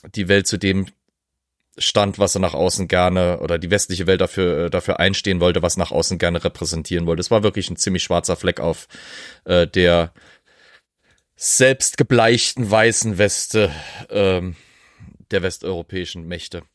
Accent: Germany; als Deutsche

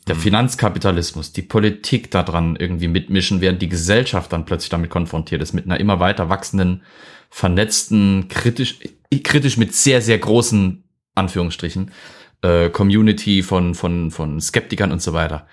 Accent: Germany; hier bei uns in Deutschland

